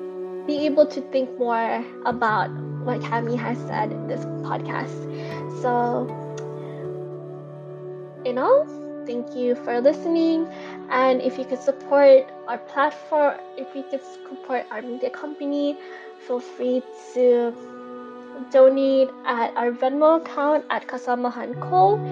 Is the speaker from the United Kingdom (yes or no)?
no; Philippines; Because as a nation, as a Filipino, there's just so much to unravel and uncover.